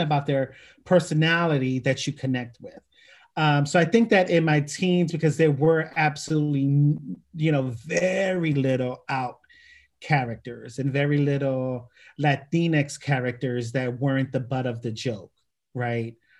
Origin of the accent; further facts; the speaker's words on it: Philadelphia, Pennsylvania, United States; born and raised in Philadelphia